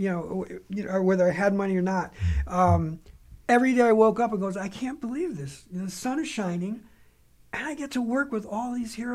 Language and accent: English; Bridgeport, Connecticut, United States; moved away; No, I grew up in Bridgeport, Connecticut.